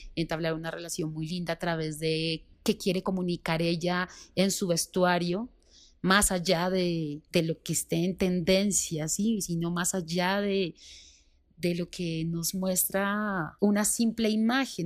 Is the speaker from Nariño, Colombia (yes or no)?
yes; Pasto, Nariño, Colombia; now in Bogotá, Colombia; lo que es mi tierra, ¿sí? de lo que soy yo